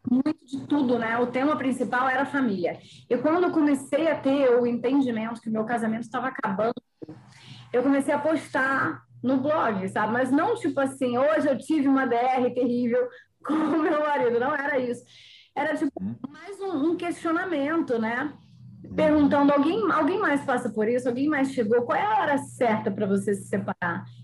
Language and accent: Portuguese; Porto Seguro, Bahia, Brazil; also born or lived in Rio de Janeiro / São Paulo; Então, eu sou carioca, nascida no Rio, mas eu fui criada na Bahia, Porto Seguro, litoral da Bahia.